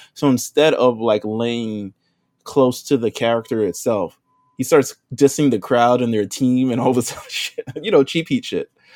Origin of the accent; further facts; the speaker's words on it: New York, United States; I'm from New York